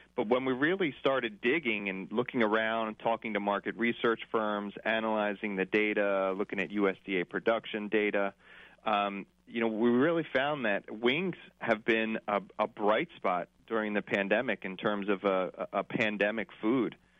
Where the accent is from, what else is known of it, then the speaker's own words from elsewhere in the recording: Northeast, just outside the Philadelphia area, Pennsylvania, United States; I'm from the Northeast, um, just outside of the Philadelphia area